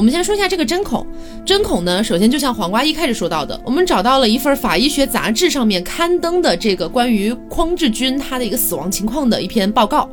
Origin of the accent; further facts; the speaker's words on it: Chongqing, China; 江北区在重庆，因为我重庆人嘛